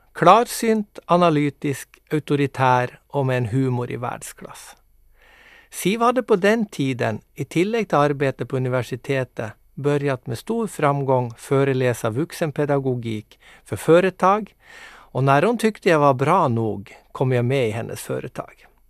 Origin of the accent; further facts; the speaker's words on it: Mo i Rana, Nordland, Norway; moved away as an adult; now in Nykarleby, Finland; Jag kommer alltså ursprungligen från Mo i Rana i Nordnorge men är nu bosatt med min härliga familj i Nykarleby.